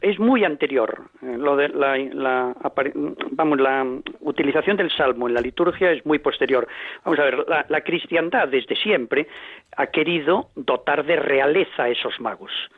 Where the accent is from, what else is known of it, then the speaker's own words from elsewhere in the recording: Galicia, Spain; yo soy gallego, como se me nota